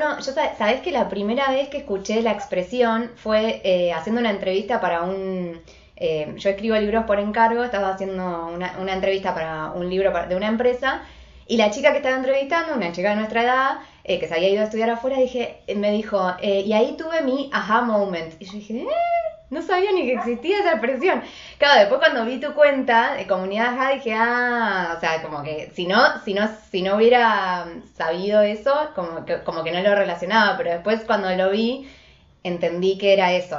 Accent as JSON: {"language": "Spanish", "region": "Buenos Aires", "country": "Argentina", "said": "soy de Buenos Aires, Argentina"}